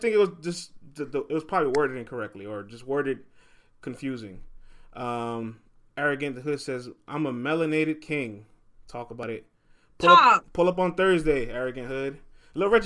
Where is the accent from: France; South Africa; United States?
United States; New York; I'm from New York